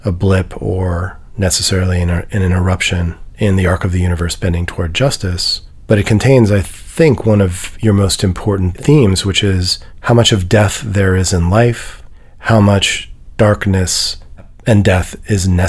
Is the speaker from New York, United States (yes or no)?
yes; New York City, New York, United States; also born or lived in Midwest / West Coast; now in Nashville, United States; I grew up in Manhattan